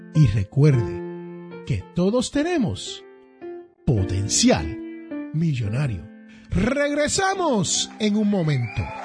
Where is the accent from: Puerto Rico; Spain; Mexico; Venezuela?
Puerto Rico; San Juan; now in United States; allá en el barrio donde yo me crié, en Barrio Obrero, Santurce